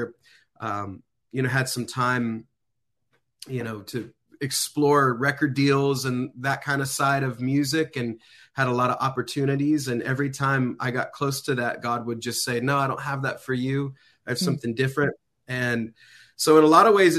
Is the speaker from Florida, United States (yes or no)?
yes; Florida, United States; I was born and raised in Florida.